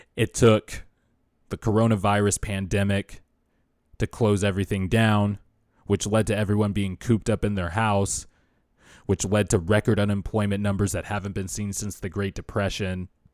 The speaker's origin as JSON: {"language": "English", "town": "Bakersfield", "region": "California", "country": "United States", "tie": "born or raised there", "said": "I started going to school in Bakersfield in fourth grade"}